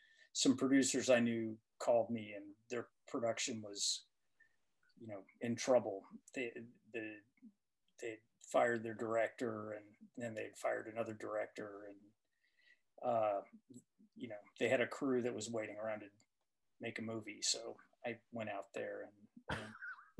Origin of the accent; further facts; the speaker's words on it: Tennessee, United States; my brother and I, we grew up primarily in Tennessee